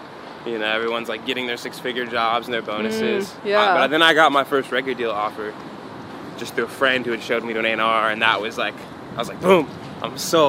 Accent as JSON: {"language": "English", "town": "Santa Monica", "region": "California", "country": "United States", "tie": "born or raised there", "said": "So, like, I always was exposed to that growing up in Santa Monica."}